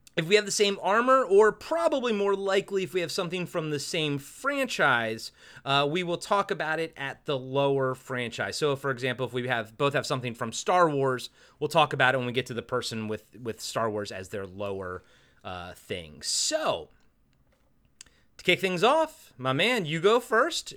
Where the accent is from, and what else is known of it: United States; born or raised there